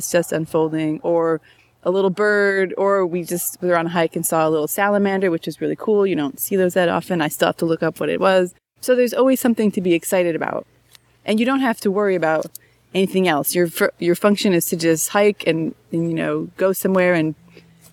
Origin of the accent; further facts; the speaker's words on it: New York, United States; moved away as an adult; now in Washington, United States; growing up in New York